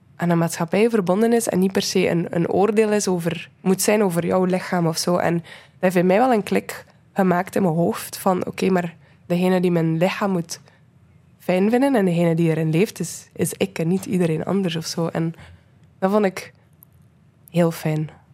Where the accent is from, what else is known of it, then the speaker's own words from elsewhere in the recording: Menen, Flanders, Belgium; moved away; ik ben van Menen, van een stadje in West-Vlaanderen. En ik heb daar graag gewoond